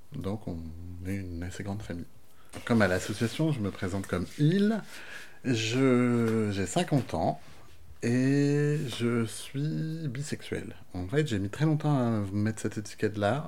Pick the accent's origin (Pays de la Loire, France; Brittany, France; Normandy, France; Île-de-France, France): Brittany, France; Brest; also born or lived in Monts d'Arrée; j'ai grandi à Brest dans une famille euh, que je crois assez euh, ouverte finalement